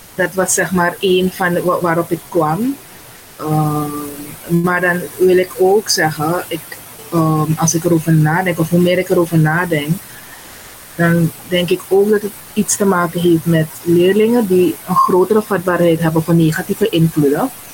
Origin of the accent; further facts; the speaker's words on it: Suriname; Ik kom uit Suriname